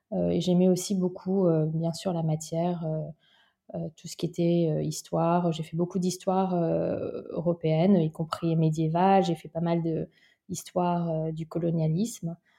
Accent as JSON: {"language": "French", "town": "Sceaux", "region": "Île-de-France", "country": "France", "tie": "born or raised there", "also_born_or_lived": "London", "said": "J'ai grandi en région parisienne, à 20 minutes euh, de, Paris, dans une ville qui s'appelle Sceaux"}